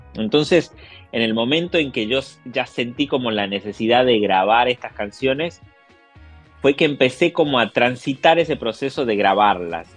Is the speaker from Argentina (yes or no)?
yes; Tucumán, Argentina; now in Buenos Aires, Argentina; yo soy de Tucumán, del norte de Argentina pero vivo en la capital federal, en Buenos Aires